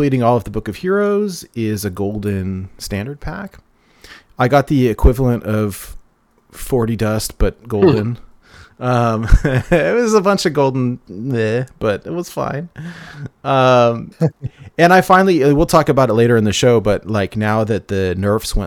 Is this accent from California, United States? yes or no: yes; California, United States; I grew up in California